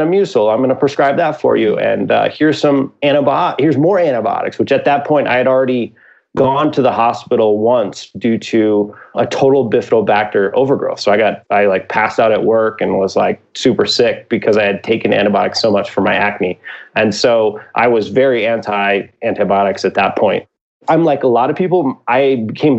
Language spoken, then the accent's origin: English; Midwest, United States; I'm from the Midwest